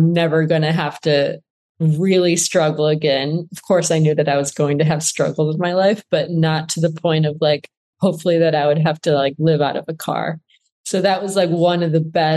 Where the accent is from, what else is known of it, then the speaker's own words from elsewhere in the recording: Flint, Michigan, United States; moved away; I grew up in Flint, Michigan